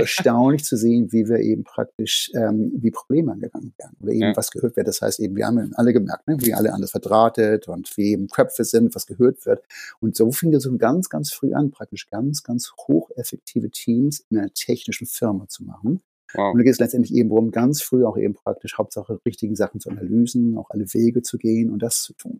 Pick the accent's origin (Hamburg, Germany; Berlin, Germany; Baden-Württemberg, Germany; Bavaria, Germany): Hamburg, Germany; moved away as an adult; now in Boston, United States; Ich bin in Hamburg aufgewachsen, aber äh, Boston ist Heimat